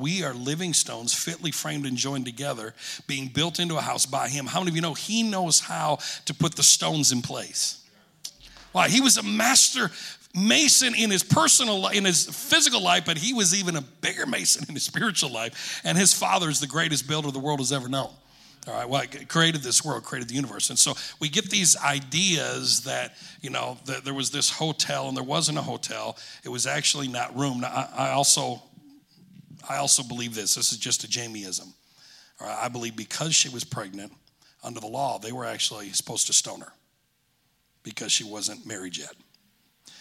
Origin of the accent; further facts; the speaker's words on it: Alpena, Michigan, United States; also born or lived in Bay City, Michigan; When I was 10 years old, my family, we moved from Alpena, Michigan to Bay City. My dad pastored eight and a half, nine years in Alpena.